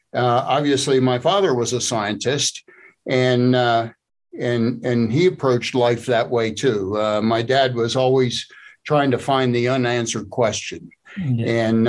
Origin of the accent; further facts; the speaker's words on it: State College, Pennsylvania, United States; But I grew up here in Happy Valley and in State College, Pennsylvania, and I spent most of my career in working for Big Ten universities.